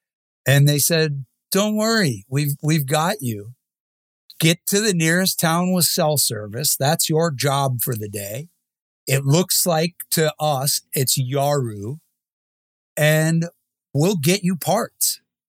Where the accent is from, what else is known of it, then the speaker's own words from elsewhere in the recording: Midwest, United States; Even growing up in the Midwest, Sturgis had no interest to me.